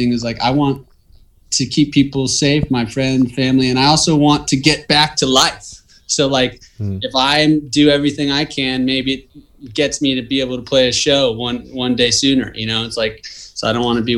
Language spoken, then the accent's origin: English; Southern California, United States; growing up in Southern California